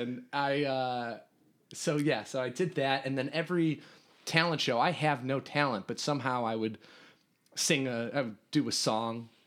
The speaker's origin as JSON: {"language": "English", "town": "Riverwoods", "region": "Illinois", "country": "United States", "tie": "born or raised there", "said": "I grew up in Riverwoods"}